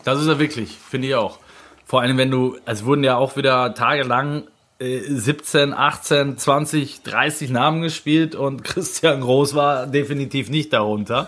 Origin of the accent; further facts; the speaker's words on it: Germany; also born or lived in Switzerland; ich kam dahin als Deutscher